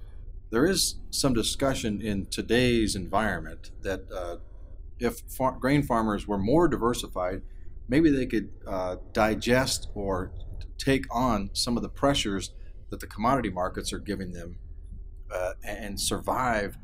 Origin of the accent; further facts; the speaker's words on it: Iowa, United States; I grew up in Iowa myself